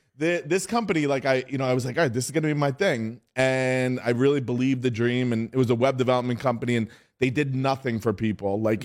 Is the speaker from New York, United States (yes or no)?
yes; New York City, New York, United States; as you said, and I'm from New York City.